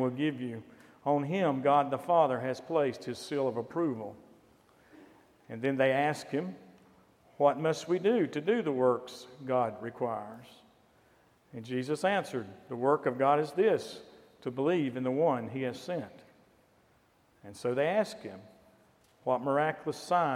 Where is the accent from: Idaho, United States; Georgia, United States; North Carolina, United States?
North Carolina, United States; Valdese; my hometown of Valdez, North Carolina